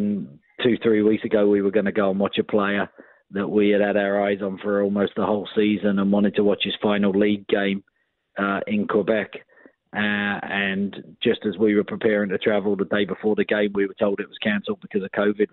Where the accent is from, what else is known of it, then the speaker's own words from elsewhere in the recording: England, United Kingdom; moved away; being an Englishman growing up